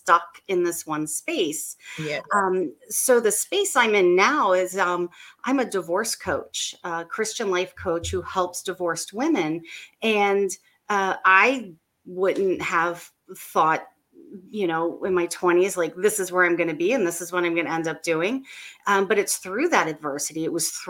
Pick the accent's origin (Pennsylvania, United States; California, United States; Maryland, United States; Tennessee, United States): Maryland, United States; I'm from Maryland. I'm right outside of DC, and I live here